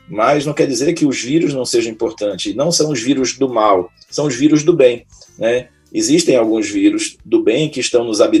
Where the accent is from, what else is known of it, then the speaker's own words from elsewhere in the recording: Belém, Pará, Brazil; also born or lived in São Paulo; eu casei em São Paulo, minha esposa é paulista, né, e acabei, como eu sou natural de Belém, acabei voltando para fincar minhas, meus conhecimentos aqui e ajudar o povo paraense